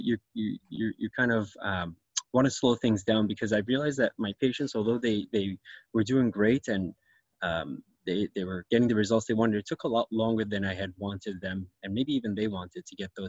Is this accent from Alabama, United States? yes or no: no; New York, United States; moved away as an adult; also born or lived in Syracuse; now in Richmond Hill, Canada; I was actually born and raised in New York and trained in New York